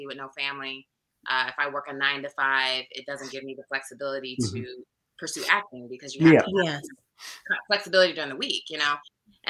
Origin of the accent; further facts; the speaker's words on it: Iowa, United States; moved away as an adult; also born or lived in Chicago / Los Angeles / Washington, D.C. area; I'm from Iowa. So I get back home for a few years